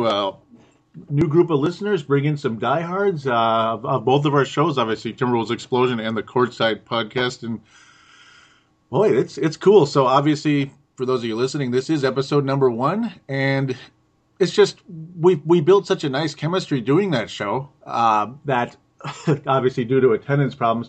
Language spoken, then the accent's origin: English; Golden Valley, Minnesota, United States; I'm from Golden Valley, Minnesota